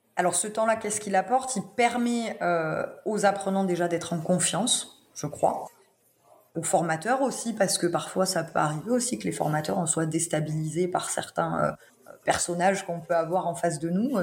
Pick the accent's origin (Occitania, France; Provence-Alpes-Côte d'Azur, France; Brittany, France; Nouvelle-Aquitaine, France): Occitania, France; Lozère; je suis née en Lozère, donc je suis très chauvine.